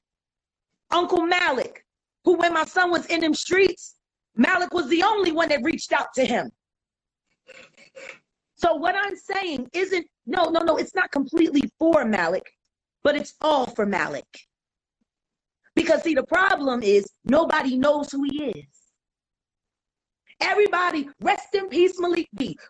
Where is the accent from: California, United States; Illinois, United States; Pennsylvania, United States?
Pennsylvania, United States; Philadelphia; I'm from Richard Allen. I'm from North Philly